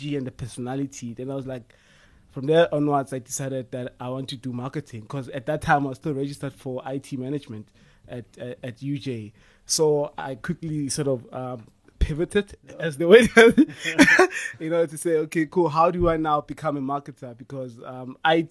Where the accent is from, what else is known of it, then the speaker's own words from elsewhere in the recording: Limpopo, South Africa; I'm from Limpopo